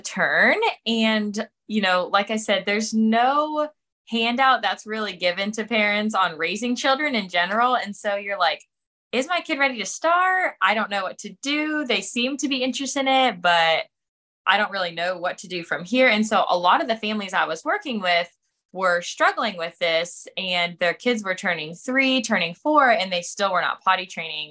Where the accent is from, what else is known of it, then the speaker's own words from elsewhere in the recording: Pennsylvania, United States; moved away as an adult; also born or lived in Florida / South Carolina / Charlotte, North Carolina; I am originally from Pennsylvania, but have spent the last 10 years kind of bopping around the southeast